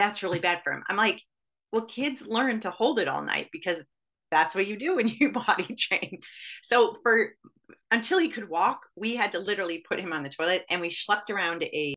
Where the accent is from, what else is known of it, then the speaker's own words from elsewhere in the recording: Michigan, United States; when I was growing up in Michigan